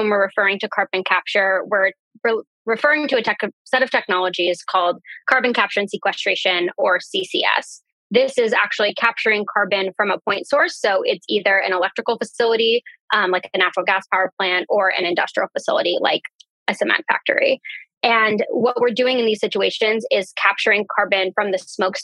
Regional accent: Central Valley of California, United States; the community where I grew up in the Central Valley of California

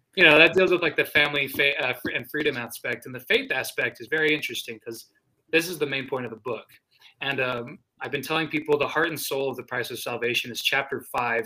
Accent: New Mexico, United States; my state

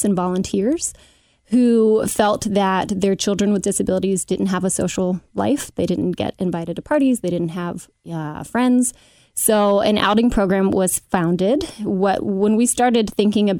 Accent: Cincinnati, Ohio, United States; also born or lived in Madisonville; I grew up in Oakley, mother of two in Madisonville

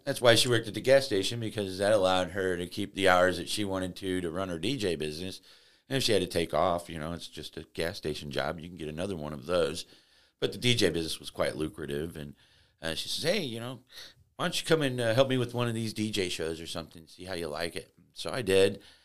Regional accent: Florissant, Missouri, United States; I grew up uh, in Florissant, Missouri, you know, kind of a suburban area, uh, just outside of Saint Louis

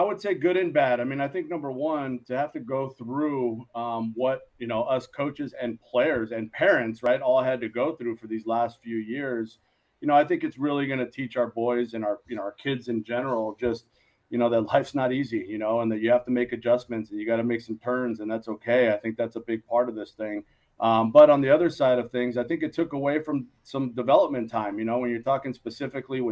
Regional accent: Los Angeles, California, United States; also born or lived in Moraga, California

